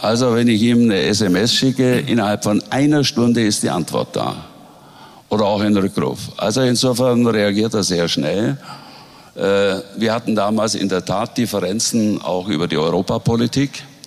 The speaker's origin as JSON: {"language": "German", "area": "Swabia", "region": "Bavaria", "country": "Germany", "tie": "born or raised there", "said": "Schwaben ist meine Heimat, an Schwaben hänge ich und ich möchte nirgendwo sonst leben"}